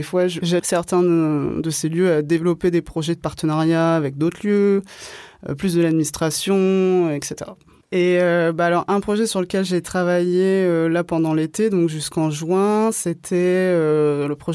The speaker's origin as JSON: {"language": "French", "town": "Marseille", "region": "Provence-Alpes-Côte d'Azur", "country": "France", "said": "Par exemple moi à chaque fois que je dis que je viens de Marseille, je envie toujours, enfin je sais pas, ça provoque toujours un, sentiment de ou d'hyper curiosité"}